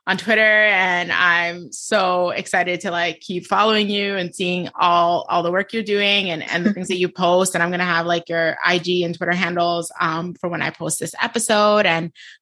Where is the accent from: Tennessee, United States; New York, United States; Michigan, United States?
New York, United States; I'm from New York